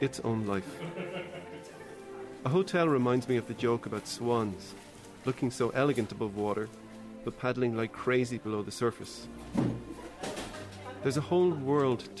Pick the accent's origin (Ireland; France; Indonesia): Ireland; moved away as an adult; now in Berlin, Germany; I'm an Irish writer and I've been living in Berlin for the past 10 years